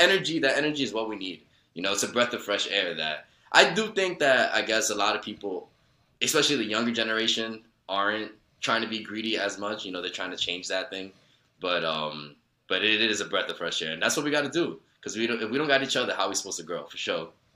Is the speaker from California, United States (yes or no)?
no; New York City, New York, United States; I grew up in Woodside